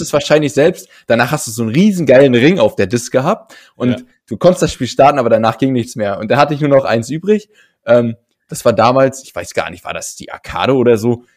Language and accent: German; Berlin, Germany; bei uns in Berlin. Also ich habe früher in Charlottenburg am, am, am Schloss direkt äh, gewohnt